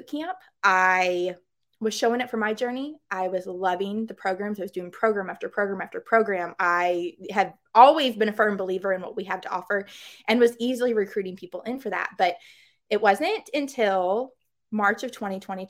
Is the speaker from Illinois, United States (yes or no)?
no; Missouri, United States; I'm from Missouri